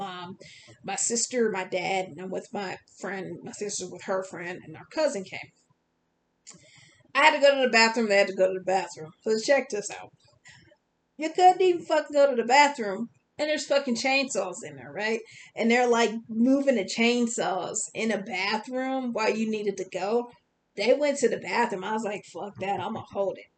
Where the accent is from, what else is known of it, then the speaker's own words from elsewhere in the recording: Wisconsin, United States; I'm from Wisconsin.